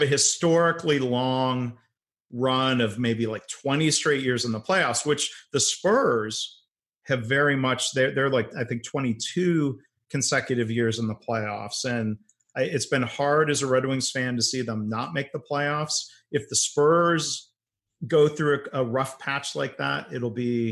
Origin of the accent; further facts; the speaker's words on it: Detroit, Michigan, United States; moved away; also born or lived in San Antonio; I grew up in the Detroit area